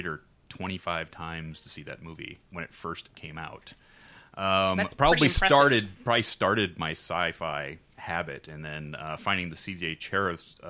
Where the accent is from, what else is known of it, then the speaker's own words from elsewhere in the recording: Detroit, Michigan, United States; where I was growing up in Detroit